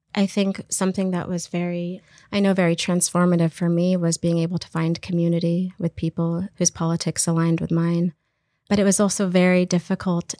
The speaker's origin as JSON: {"language": "English", "region": "Texas", "country": "United States", "tie": "born or raised there", "also_born_or_lived": "Iraq", "moved": "as an adult", "lives_now": "Canada", "said": "Grew up in Texas, and I'm a filmmaker and artist"}